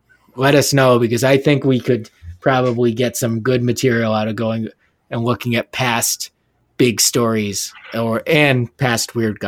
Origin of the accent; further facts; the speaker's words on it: Burlington, Massachusetts, United States; he is from the Massachusetts area where I grew up, and he shouts up Burlington Mall, which I have brought up on this podcast as my hometown mall.